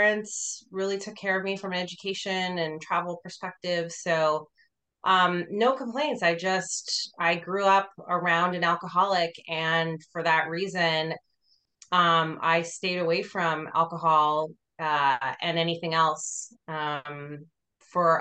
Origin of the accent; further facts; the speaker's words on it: Boston, Massachusetts, United States; moved away as an adult; also born or lived in New York City, United States / Los Angeles, United States; now in Austin, United States; I lived in a suburb about 25 minutes north of Boston